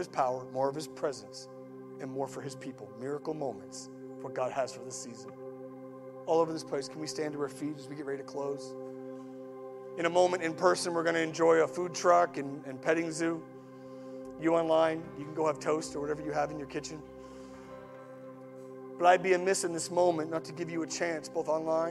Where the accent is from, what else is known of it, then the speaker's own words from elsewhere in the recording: Atlantic Canada, Canada; I'm Atlantic Canadian